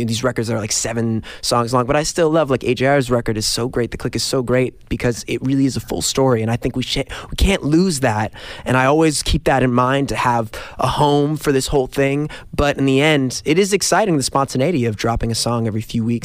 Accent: New York, United States; Growing up in New York

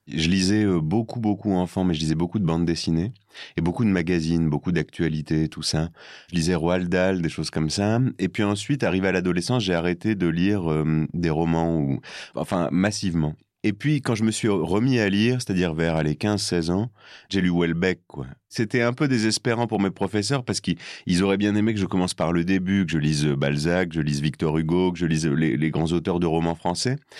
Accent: northern France, France; moved away as an adult; now in Paris, France; là d'où je viens, dans le nord

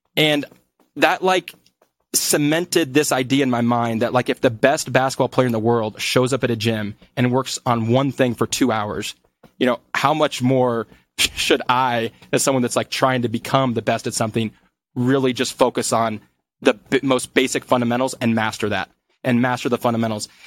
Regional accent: Des Moines, Iowa, United States; moved away as an adult; also born or lived in Colombia; now in Denver, United States; I grew up in Des Moines

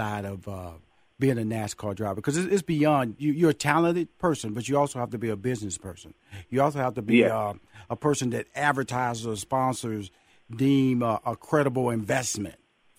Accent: Houston, Texas, United States; See, I'm from Fifth Ward, Texas. I had a go-kart.

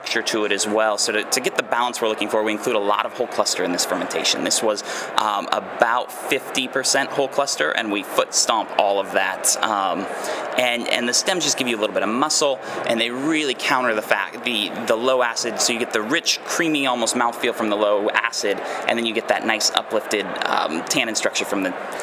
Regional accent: Pendleton, Oregon, United States; moved away as an adult; now in Walla Walla, United States; I had moved back to my hometown of Pendleton, Oregon

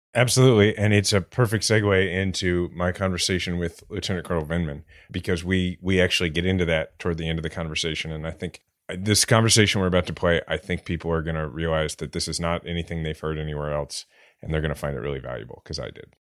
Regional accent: Kansas City, United States; born or raised there; now in New York, United States

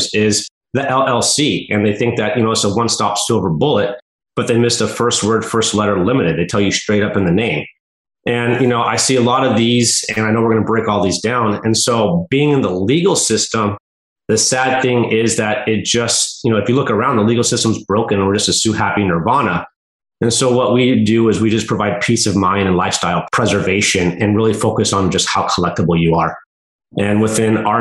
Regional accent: United States; now in Oregon, United States; I'm from the mountains. I'm from Lake Tahoe. So we get lots of snow. You know, I live in Oregon now

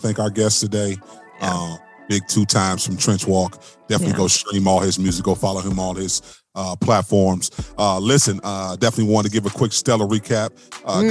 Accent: Cleveland, Ohio, United States; I'm from Cleveland

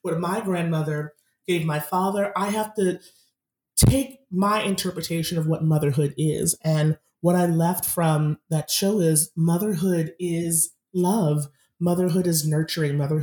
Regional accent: Massachusetts, United States; I grew up in Massachusetts

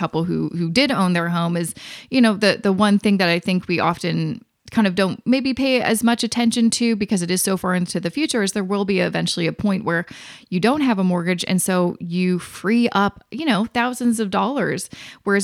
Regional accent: Vancouver, British Columbia, Canada; now in Toronto, Canada; I'm from Vancouver, I live in Toronto

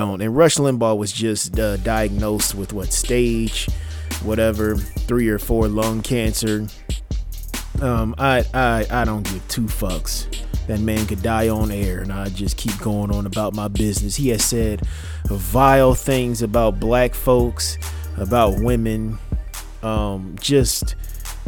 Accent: United States; we as the American people

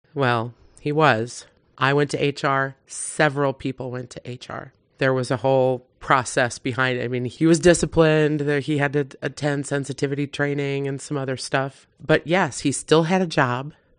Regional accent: Wisconsin, United States; I'm from Wisconsin

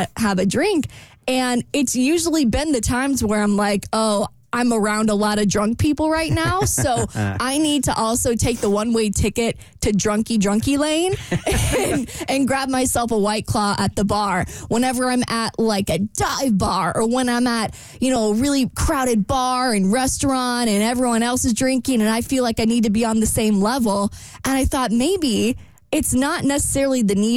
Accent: Jacksonville, Florida, United States; this really fun part of town in my hometown.

